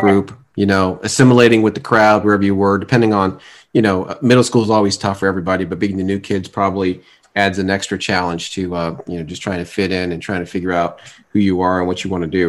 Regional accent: Fort Lauderdale, Florida, United States; moved away; also born or lived in Atlanta, Georgia; growing up in South Florida, but we we lived in two different areas while we were down there

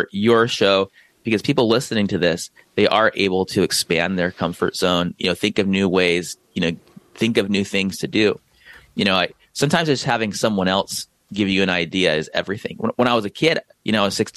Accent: San Diego, California, United States; I'm from San Diego.

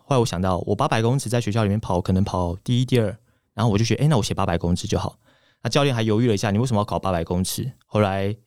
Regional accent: Miaoli County, Taiwan; 我是苗栗人嘛

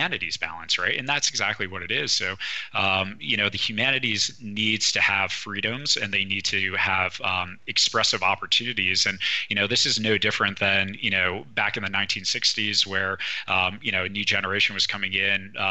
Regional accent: East Coast, United States; moved away; I'm originally from the East Coast, where cannabis really isn't that big of a trend

